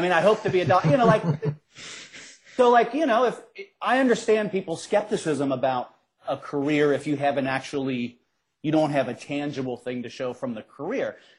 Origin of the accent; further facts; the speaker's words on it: Cincinnati, Ohio, United States; I grew up in Cincinnati. I grew up on the west side of Cincinnati